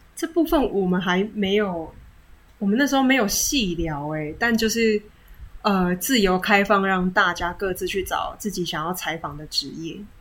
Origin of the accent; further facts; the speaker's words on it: Chiayi, Taiwan; now in Taipei, Taiwan; 我来自嘉义。 ，也是北漂族之一